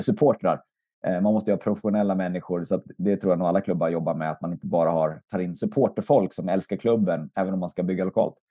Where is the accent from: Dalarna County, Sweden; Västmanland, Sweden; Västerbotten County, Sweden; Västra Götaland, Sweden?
Västmanland, Sweden; Västerås; i stort sett ända sedan jag kom till Västerås, eh, flyttade dit i tonåren